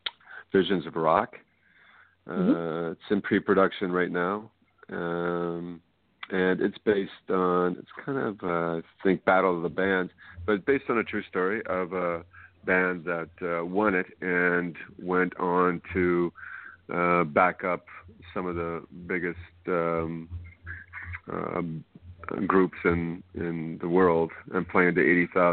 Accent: Canada; also born or lived in Boston, United States / California, United States; now in New Brunswick, Canada; Boston originally, yeah. Grew up in Canada, then moved back to the States. Yeah, and I moved from California to New Brunswick back in 95.

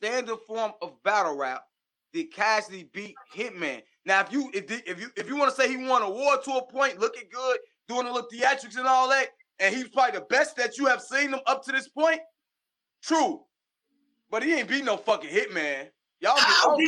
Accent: Midwest, United States; I'm not from St. Louis. I'm from the Midwest here

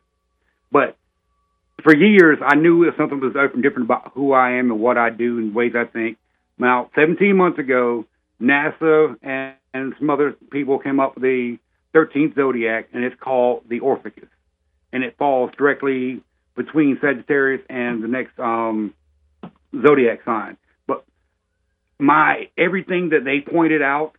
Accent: Orlando, Florida, United States; we boys basically born and raised in Orlando, Florida. I'm fourth generation

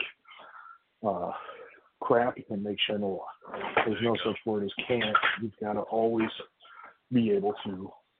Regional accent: Lima, Ohio, United States; I grew up in Lima, which is up in the northwest corner

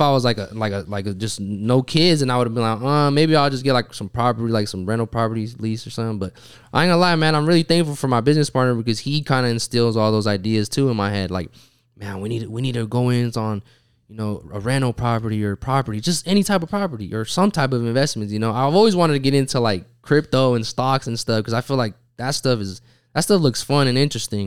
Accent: Utah, United States; I'm from Utah

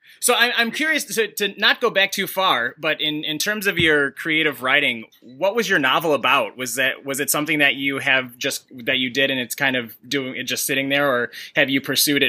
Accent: Chicago, Illinois, United States; I'm from Chicago, so like pizza is in our blood.

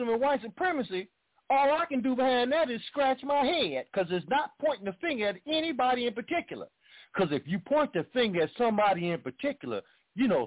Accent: Chicago, Illinois, United States; I grew up in Chicago

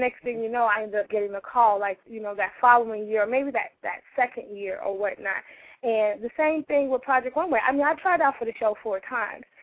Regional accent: St. Louis, Missouri, United States; now in New York, United States; I came to New York from my hometown of St. Louis

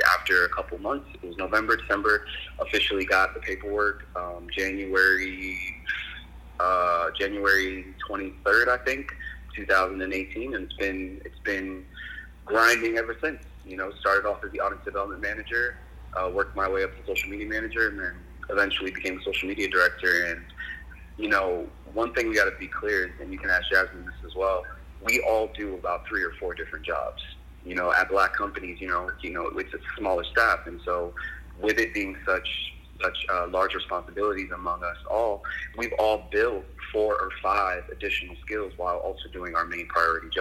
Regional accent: Coral Springs, Florida, United States; moved away as an adult; also born or lived in London / New York; now in Los Angeles, United States; I'm born and raised from South Florida. You know, grew up in Coral Springs. You know, Coral Springs, Florida.

